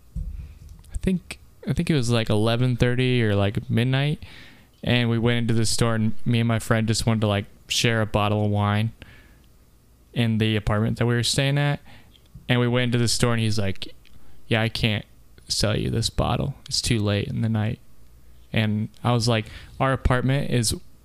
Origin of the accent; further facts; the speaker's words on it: United States; I'm American